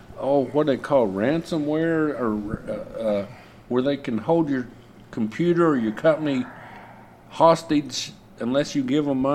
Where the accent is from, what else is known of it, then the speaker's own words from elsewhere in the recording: Lindsay, Oklahoma, United States; I'm from Lindsay, Oklahoma.